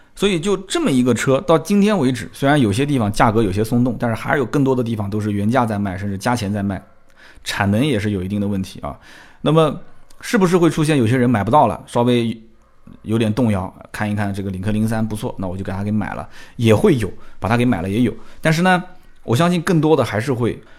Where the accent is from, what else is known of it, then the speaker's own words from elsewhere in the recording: Nanjing, Jiangsu, China; 我们南京人讲呢了不分